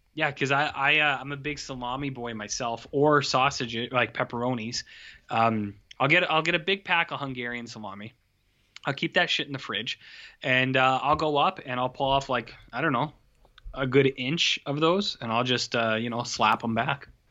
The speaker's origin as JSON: {"language": "English", "country": "Canada", "said": "we're Canadian."}